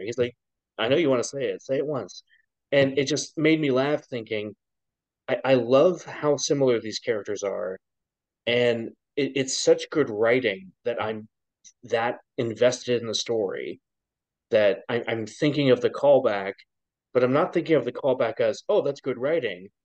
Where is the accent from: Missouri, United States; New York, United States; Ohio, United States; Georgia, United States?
Ohio, United States; I was born in Ohio